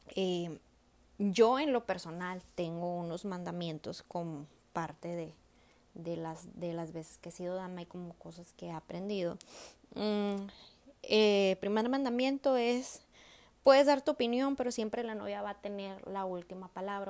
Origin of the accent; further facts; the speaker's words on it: northern Mexico, Mexico; nosotros que somos norteñas, o sea, que vivimos acá en el norte del país, nosotros jugábamos a las bodas de chiquitas